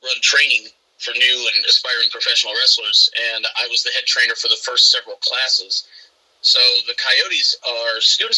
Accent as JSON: {"language": "English", "region": "Southern Illinois", "country": "United States", "tie": "born or raised there", "also_born_or_lived": "Quad Cities", "moved": "as an adult", "lives_now": "Spring Valley, United States", "said": "I'm from Southern Illinois. I grew up in just a real middle of nowhere, little bitty town"}